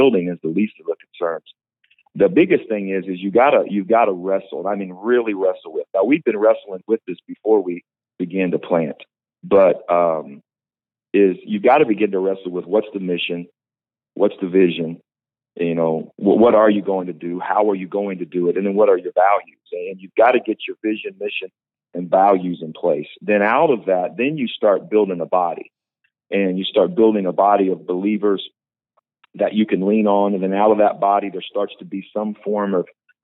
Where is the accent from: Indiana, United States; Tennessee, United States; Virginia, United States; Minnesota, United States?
Indiana, United States; also born or lived in Tulsa, Oklahoma; now in Visalia, United States; I'm from Indiana